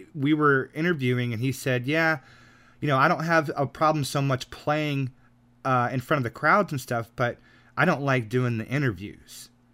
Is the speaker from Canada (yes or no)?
no; United States; I'm an American